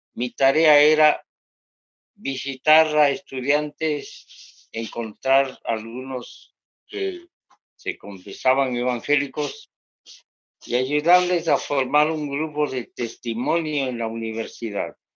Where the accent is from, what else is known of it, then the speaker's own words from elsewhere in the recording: Bogotá, Colombia; also born or lived in Quito, Ecuador / Sevilla, Cauca, Colombia; yo nací en Quito, Ecuador, y me crié en Bogotá, Colombia